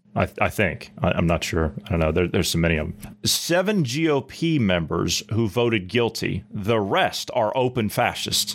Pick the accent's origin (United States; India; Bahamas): United States; southeastern Ohio; I come from the southeastern part of Ohio, where it's hilly and we have, like, a bunch of backcountry roads